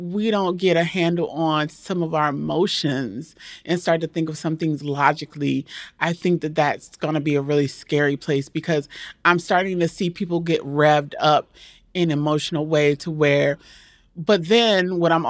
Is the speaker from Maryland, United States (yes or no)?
yes; Maryland, United States; Well, my family's from Georgia, but I grew up in Maryland.